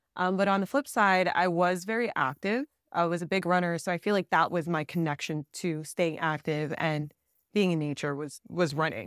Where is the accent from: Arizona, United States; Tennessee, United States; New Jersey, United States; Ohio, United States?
New Jersey, United States; now in Southern California, United States; I actually grew up in Jersey in the East Coast.